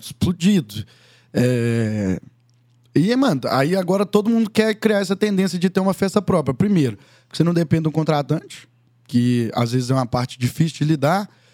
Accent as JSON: {"language": "Portuguese", "town": "Conceição do Mato Dentro", "region": "Minas Gerais", "country": "Brazil", "tie": "born or raised there", "also_born_or_lived": "Belo Horizonte", "said": "sou de Conceição do Mato Dentro, Minas Gerais. É, fui nascido, criado lá, junto com a minha avó, até os 11 anos"}